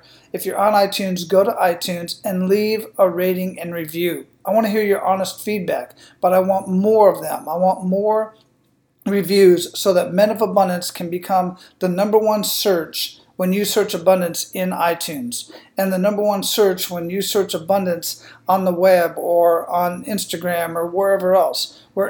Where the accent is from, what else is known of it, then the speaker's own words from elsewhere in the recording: United States; born there; I was lucky that I was born in the United States or as a United States citizen or in the part of the world where I can speak and think freely.